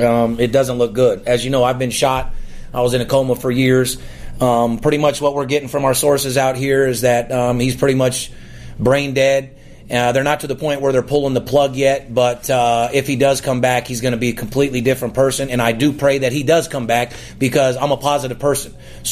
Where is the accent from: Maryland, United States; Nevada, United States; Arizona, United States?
Nevada, United States; Las Vegas; I'm born and raised in Las Vegas.